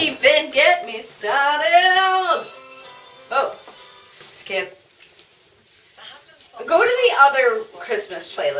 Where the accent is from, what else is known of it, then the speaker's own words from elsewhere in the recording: Vancouver Island, British Columbia, Canada; So yeah, I grew up on Vancouver Island, which is an island just outside, like on the side of Canada.